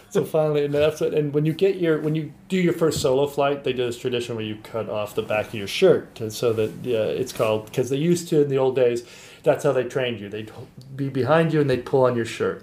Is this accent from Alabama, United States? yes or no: no; Santa Barbara, California, United States; I grew up in Santa Barbara